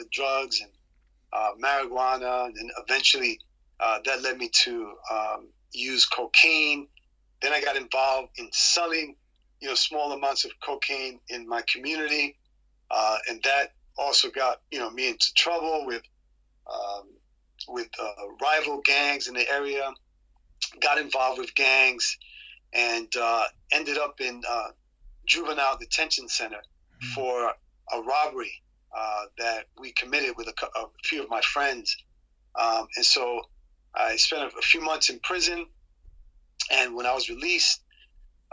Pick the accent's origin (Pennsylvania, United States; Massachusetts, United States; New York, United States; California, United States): New York, United States; New York City; I was raised in Queens